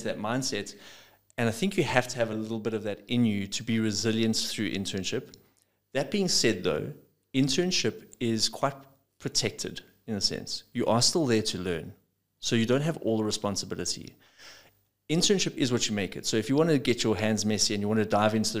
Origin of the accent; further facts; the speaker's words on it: South Africa; I'm a South African, not a South Afrikaans